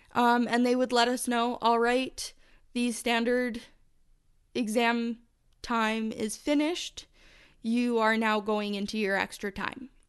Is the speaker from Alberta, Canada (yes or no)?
yes; Calgary, Alberta, Canada; I'm from Calgary, Alberta, Canada